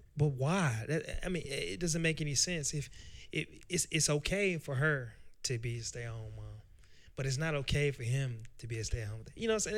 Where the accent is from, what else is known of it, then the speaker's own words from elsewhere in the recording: Nashville, Tennessee, United States; I'm from Nashville, Tennessee. Uh, I grew up in West Tennessee, or uh, West uh, West Nashville, Tennessee, with Preston Taylor